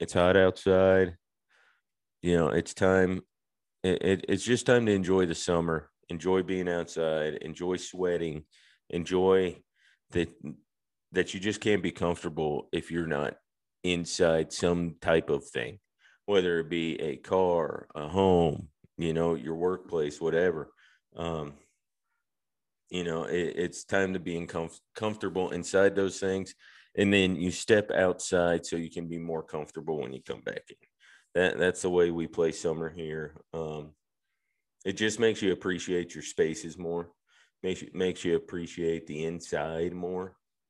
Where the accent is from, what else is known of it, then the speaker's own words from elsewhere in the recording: Georgia, United States; growing up where I grew up right outside of Atlanta, roller skating, something you do.